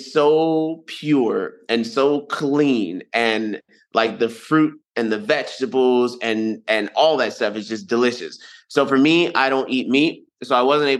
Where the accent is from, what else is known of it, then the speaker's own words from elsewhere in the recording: United States; accent: American; my American accent